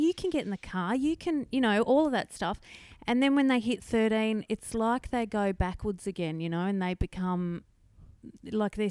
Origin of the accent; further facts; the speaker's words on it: Canberra, Australian Capital Territory, Australia; moved away as an adult; also born or lived in Northern Rivers, New South Wales; now in Mullumbimby, Australia; grew up in Canberra. And then my husband and I moved up here 20 years ago this year.